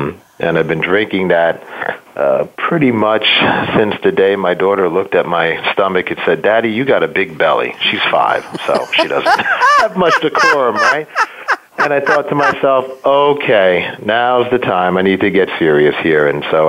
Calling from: Philadelphia, Pennsylvania, United States; So I am calling from Philly. Yo, Philly. Well, for those that don't know it, Philadelphia, to be a little more concise.

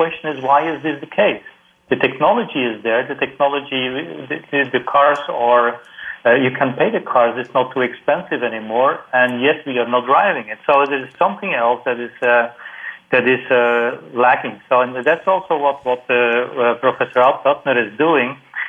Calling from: Singapore; I'm calling from Singapore. It's almost midnight here.

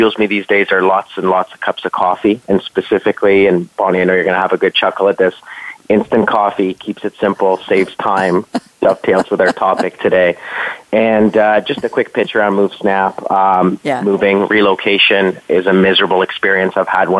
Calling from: Toronto, Ontario, Canada; Calling from Toronto, which is home for me.

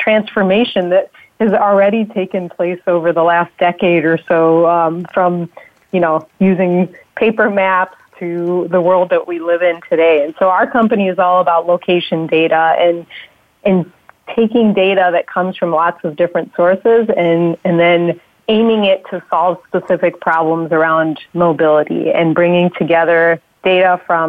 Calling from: Chicago, Illinois, United States; I am also in Chicago, like Joe.

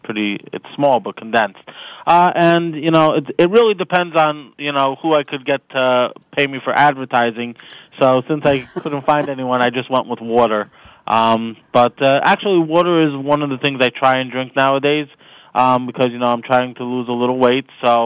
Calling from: Lakewood, New Jersey, United States; I'm calling you from Lakewood, New Jersey. It's a small town in a small state. Not so small, actually. It's small but condensed.

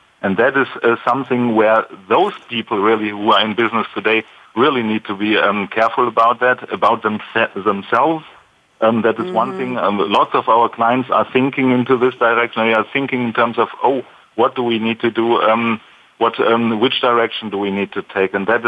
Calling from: Stuttgart, Baden-Württemberg, Germany; I'm calling in from Stuttgart area, so in Germany down there.

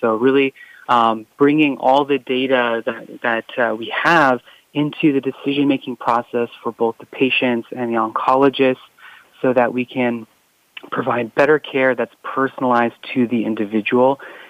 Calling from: California, United States; I am calling from Silicon Valley, so not too far from, you know, San Francisco, Mountain View areas.

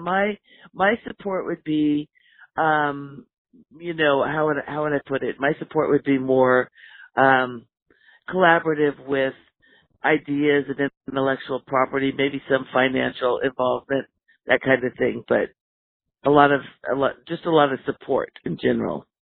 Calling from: Oregon, United States; I'm calling in from Oregon.

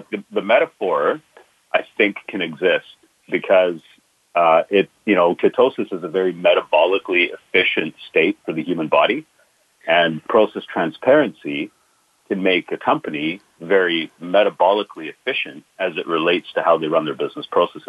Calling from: Vancouver, British Columbia, Canada; I'm calling from Vancouver, Canada

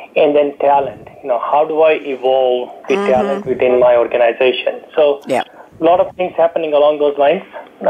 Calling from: San Ramon, California, United States; calling from sunny San Ramon, California this morning

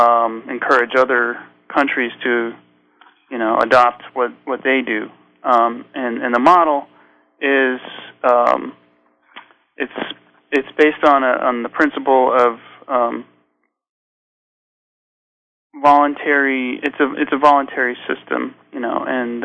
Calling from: Ashfield, Massachusetts, United States; I'm in western Massachusetts. Wild and woodsy it is here. Ashfield is the town, and I've got 7 acres of mixed hardwoods

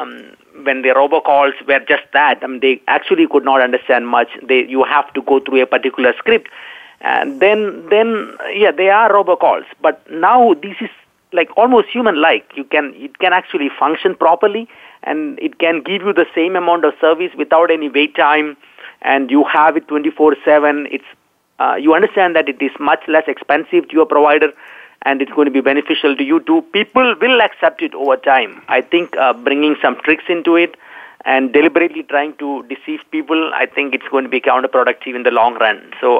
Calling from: Dallas, Texas, United States; I'm in Dallas, Texas.

